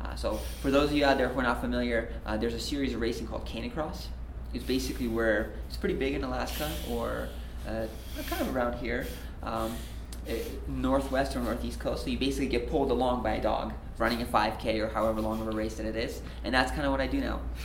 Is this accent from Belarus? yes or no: yes; Belarus; moved away; I'm originally from Belarus.